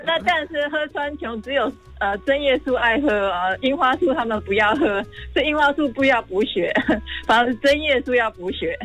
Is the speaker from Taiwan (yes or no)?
yes; Taiwan; moved away as an adult; also born or lived in Japan; 我其实刚开始在台湾，我并不是读园艺系